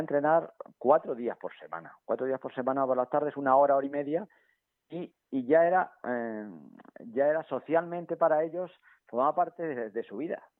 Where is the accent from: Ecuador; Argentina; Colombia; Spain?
Spain; Villafranca de los Caballeros, Castilla-La Mancha; moved away; en mi pueblo, en Villafranca